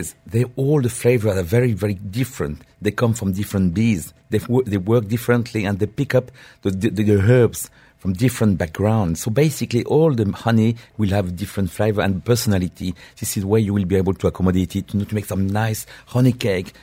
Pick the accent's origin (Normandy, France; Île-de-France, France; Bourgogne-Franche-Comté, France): Normandy, France; English is a second language; moved away as an adult; now in United Arab Emirates; I grew up in my dear country, uh, eh, village of Normandy